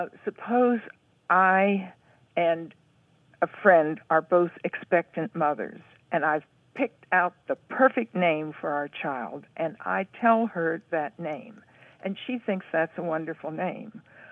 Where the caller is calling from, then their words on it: Huntsville, Alabama, United States; Huntsville, Alabama.